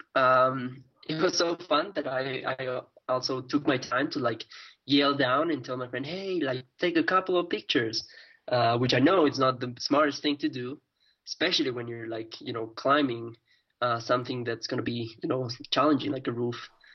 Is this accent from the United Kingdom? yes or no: no; Ecuador; in my country in Ecuador